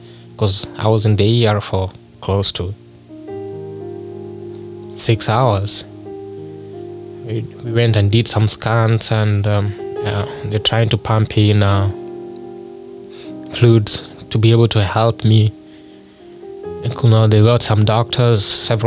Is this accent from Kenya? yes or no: yes; Kenya; moved away; I'm originally from Kenya